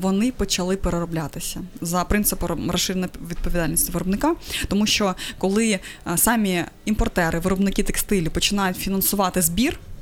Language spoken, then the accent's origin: Ukrainian; Crimea, Ukraine; moved away; я взагалі з Криму